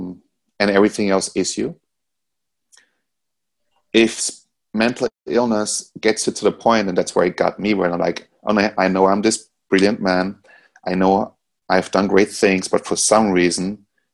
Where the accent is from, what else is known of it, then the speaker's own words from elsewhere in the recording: Austria; now in United States; In Europe, I grew up in Austria.